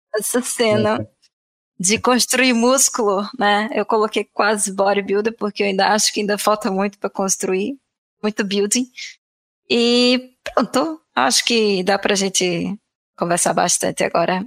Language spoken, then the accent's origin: Portuguese; João Pessoa, Paraíba, Brazil; born or raised there; moved away as an adult; also born or lived in Florianópolis, Brazil; now in Portugal